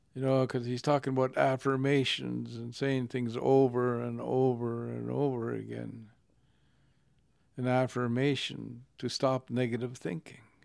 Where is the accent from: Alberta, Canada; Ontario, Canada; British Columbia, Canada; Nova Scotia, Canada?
British Columbia, Canada; Lillooet; There were ten thousand gold miners in the town of Lulwit, my hometown.